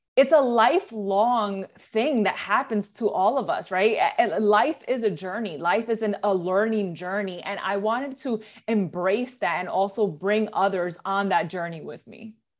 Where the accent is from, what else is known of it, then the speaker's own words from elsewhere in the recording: New York City, New York, United States; moved away as an adult; now in Jersey City, United States; I was born and raised in the Bronx, New York